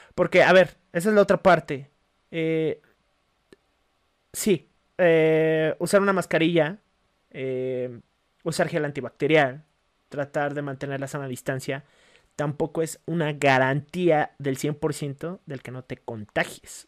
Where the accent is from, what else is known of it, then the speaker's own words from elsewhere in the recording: Mexico; somos mexicanos, estamos acostumbrados a un ritmo de vida